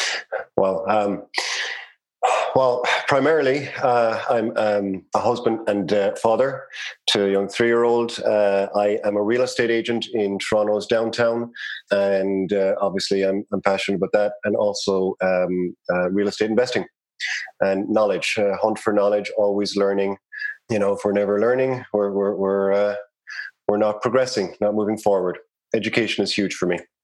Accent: Cork, Munster, Ireland; accent: Irish; moved away as an adult; now in Canada; I grew up in Cork City in Ireland. Cork would be in the south of Ireland, the Republic of Ireland.

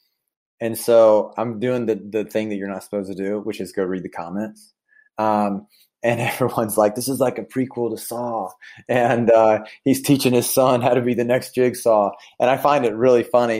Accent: Sumter, South Carolina, United States; my hometown of Sumter, South Carolina

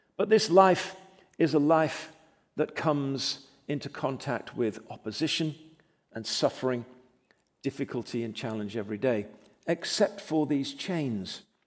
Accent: England, United Kingdom; now in United States; I was born in England, but I'm delighted and privileged to call myself an American.

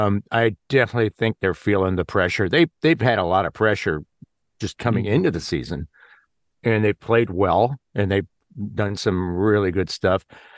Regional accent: Illinois, United States; I grew up in just outside Chicago

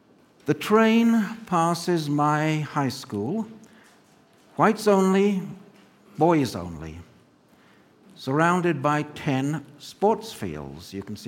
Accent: land of the Zulus, KwaZulu-Natal, South Africa; now in Los Alamos, United States; from the land of the Zulus, where my mother and I were both born. And it goes past Pretoria, where my father was born, and past Kimberley, where my grandmother was born.

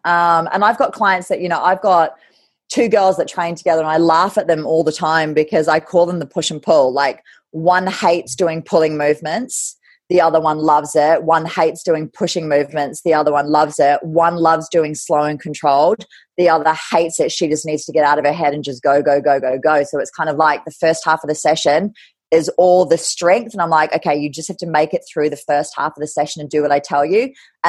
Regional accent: Kerikeri, Northland, New Zealand; also born or lived in Scotland / England / Ireland / Germany; So I was born in Scotland, christened in Edinburgh Castle, part of the military. And then I moved around England, Ireland, and Germany in military school till I was 10. And then we moved to New Zealand. And then I went to school. I grew up in Kerikeri in Gisborne

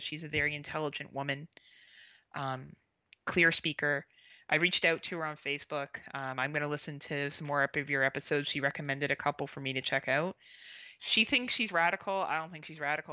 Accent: Canada; also born or lived in Southern Ontario; being Canadian, I obviously focus a lot on my own politics

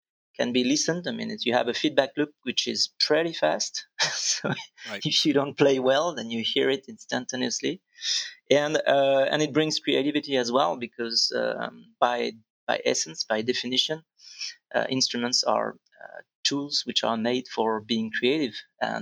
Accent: Vendée, Pays de la Loire, France; also born or lived in Nantes; I was born in Nantes, and I was raised later on in Vendée, which is pretty close from Nantes

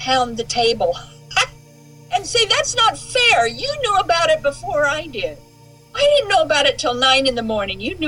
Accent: Southern Idaho, United States; we're Westerners. We come from Idaho, Southern Idaho.

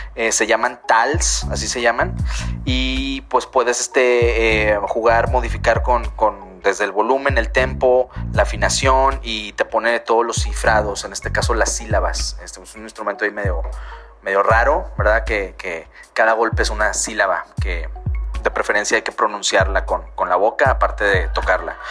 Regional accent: Monterrey, Nuevo León, Mexico; soy local aquí en Monterrey, Nuevo León.

